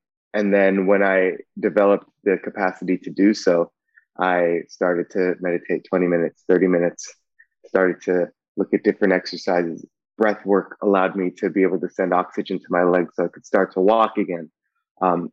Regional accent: Bay Area, California, United States; I grew up in the Bay Area

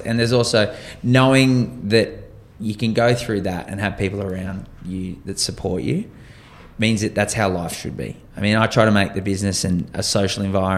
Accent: Burleigh Heads, Queensland, Australia; my hometown, Burleigh Heads

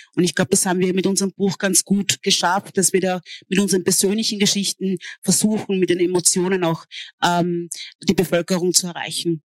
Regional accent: Austria; also born or lived in Hungary; als ich aufgewachsen bin in Österreich

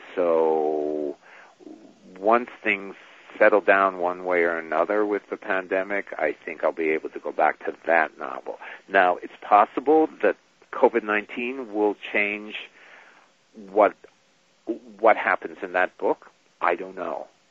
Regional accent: New York, United States; I grew up in New York and so did she

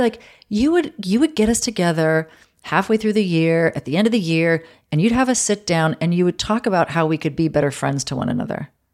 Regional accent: New York City, New York, United States; moved away as an adult; now in Los Angeles, United States; I'd been born and raised in New York

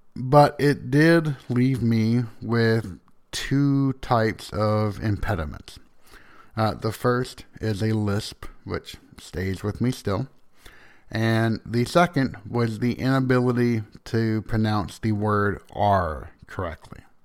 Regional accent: the South, United States; accent: Southern

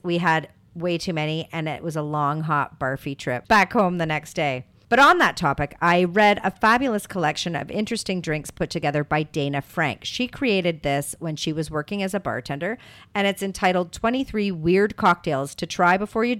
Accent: Canada; Being Canadian, I was mostly raised on beer and rye whiskey.

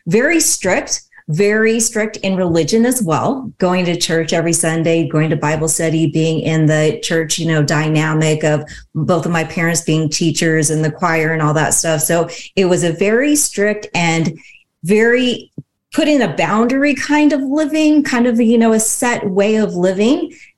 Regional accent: Seattle, Washington, United States; I was born and raised in Seattle, Washington. So that's where I still live today.

